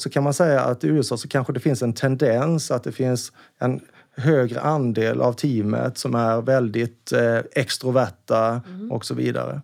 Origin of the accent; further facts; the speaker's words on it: Karlskrona, Blekinge, Sweden; now in Stockholm, Sweden; Jag är ju från Karlskrona, mm. en liten, liten skärgårdsstad